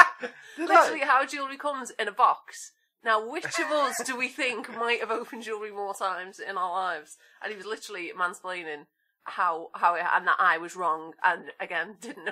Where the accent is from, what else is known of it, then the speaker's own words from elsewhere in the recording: United Kingdom; also born or lived in St Helens, England; I'm also British.